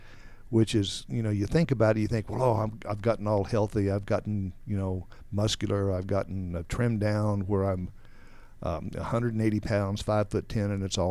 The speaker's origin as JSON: {"language": "English", "region": "Texas", "country": "United States", "tie": "born there", "said": "I was born in 1951 in West Texas, where all the tumbleweeds blow"}